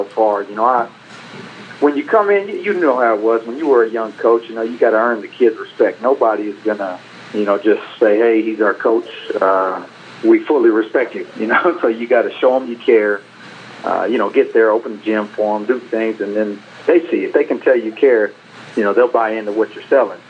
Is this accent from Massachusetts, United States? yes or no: no; McGregor, Texas, United States; growing up in McGregor, right down the road